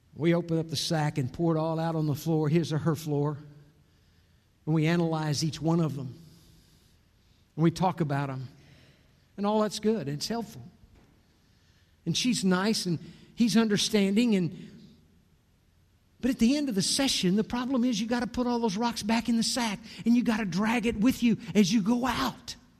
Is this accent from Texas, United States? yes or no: yes; Corpus Christi, Texas, United States; Marcia and I grew up in Corpus Christi